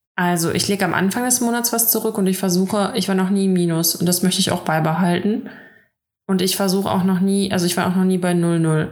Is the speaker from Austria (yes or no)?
no; Russia; now in Germany; bei uns in Russland